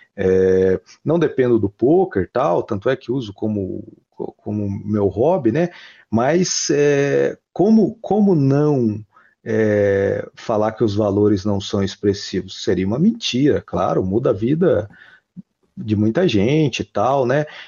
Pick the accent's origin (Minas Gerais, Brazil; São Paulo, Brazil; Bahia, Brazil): São Paulo, Brazil; Ourinhos; moved away as an adult; now in Londrina, Brazil; eu sou do interior de São Paulo, sou de Ourinhos, né? Interior de São Paulo. Vim para Londrina já faz aí, já fazem 13 anos